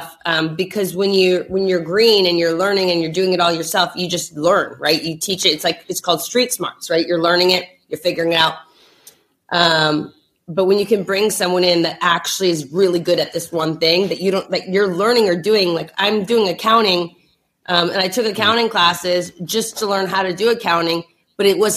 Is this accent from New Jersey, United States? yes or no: yes; New Jersey, United States; We're also from Jersey